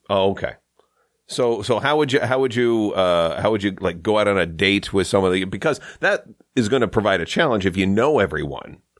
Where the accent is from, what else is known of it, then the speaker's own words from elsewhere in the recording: Saint Lawrence River, Ontario, Canada; also born or lived in Toronto; I grew up on the Saint Lawrence River